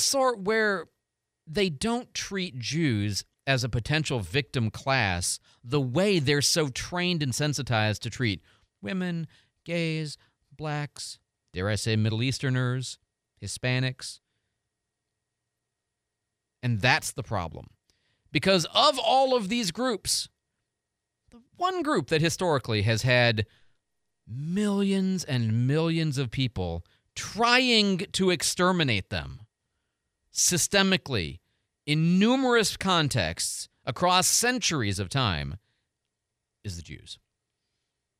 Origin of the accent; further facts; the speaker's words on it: Midwest, United States; also born or lived in Chicago / Detroit; now in Pensacola, United States; I grew up in Chicago and Detroit, you know, like, so I don't like cold weather, man.